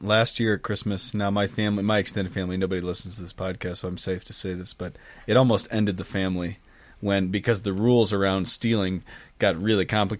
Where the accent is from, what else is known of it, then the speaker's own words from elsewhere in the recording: Philadelphia, Pennsylvania, United States; I'm from Philadelphia.